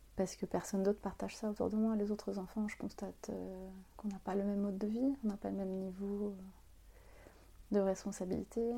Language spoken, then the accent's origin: French; France; also born or lived in Algeria / Vitry-sur-Seine, France; Je suis née en France, mais voilà, j'ai perdu un peu. Je parle arabe avec ma maîtresse